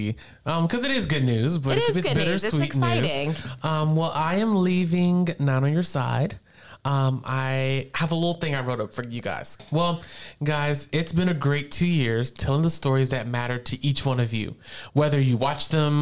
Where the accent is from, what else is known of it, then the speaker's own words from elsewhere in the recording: Virginia, United States; also born or lived in Eastern North Carolina; now in North Carolina, United States; I never thought this little boy from Virginia would end up in Ohio.